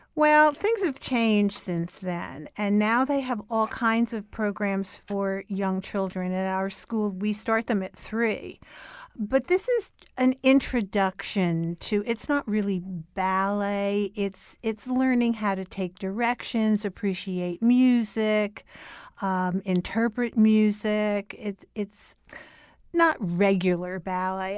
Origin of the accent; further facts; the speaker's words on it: Newark, New Jersey, United States; moved away as an adult; also born or lived in New York; I grew up in Newark, New Jersey, and I lived there until I was twenty-four years old